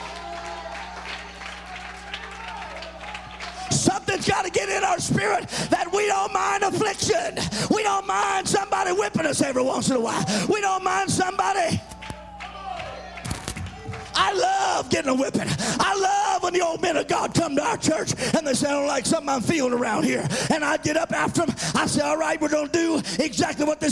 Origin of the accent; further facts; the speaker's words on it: the South, United States; I'm from the South